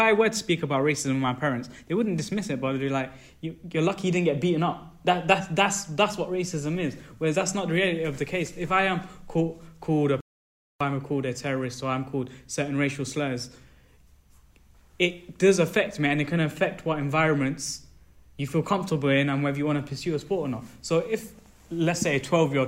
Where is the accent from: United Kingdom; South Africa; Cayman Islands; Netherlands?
United Kingdom; as a British South Asian that's trying to get into the sports industry